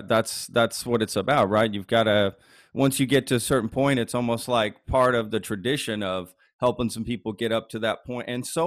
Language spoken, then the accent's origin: English; Dallas, Texas, United States; now in Austin, United States; I'm in Austin, but I grew up in Dallas. Dallas.